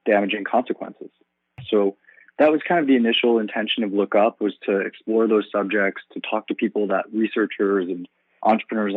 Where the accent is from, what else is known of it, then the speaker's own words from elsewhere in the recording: New York, United States; I'm from New York